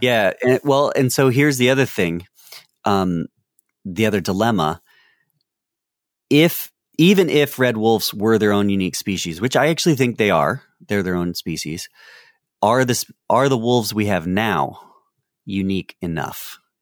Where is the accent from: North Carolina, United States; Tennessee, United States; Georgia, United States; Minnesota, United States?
North Carolina, United States; I'm from North Carolina